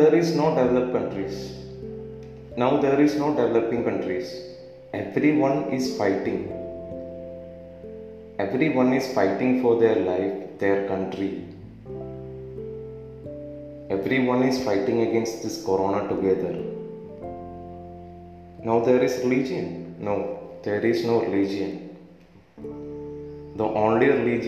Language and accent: English; Kerala, India; I'm from Kerala, God's own country in India